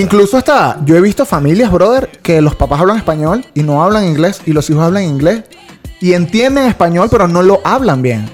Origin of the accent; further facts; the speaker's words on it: Valencia, Carabobo, Venezuela; moved away as an adult; now in United States; Yo soy de Valencia